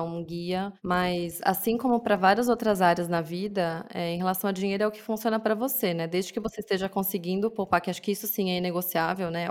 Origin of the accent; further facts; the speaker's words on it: São Paulo, Brazil; Sim, eu sou de São Paulo. Nasci em São Paulo, meus pais também. Cresci aqui